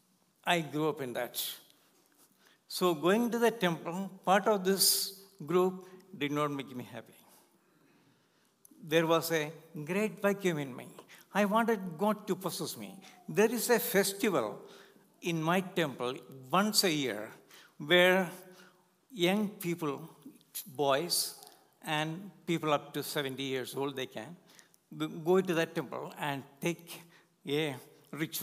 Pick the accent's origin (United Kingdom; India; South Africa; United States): India; born or raised there; English is a second language; moved away as an adult